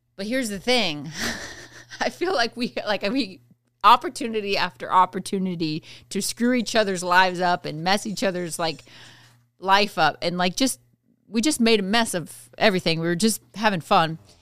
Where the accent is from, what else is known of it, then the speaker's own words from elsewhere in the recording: Midwest, United States; I grew up in the Midwest